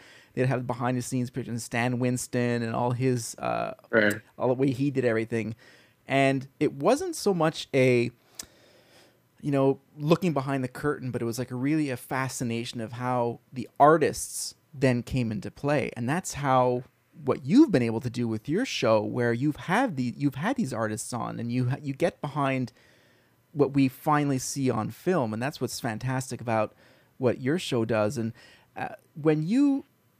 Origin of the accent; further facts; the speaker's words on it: Montreal, Quebec, Canada; I grew up in Montreal